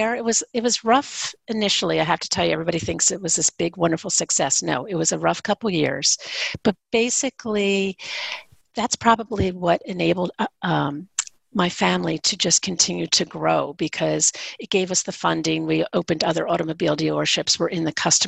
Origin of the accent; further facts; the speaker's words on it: Bedminster, Pennsylvania, United States; also born or lived in Philadelphia, Pennsylvania; I grew up in Bedminster.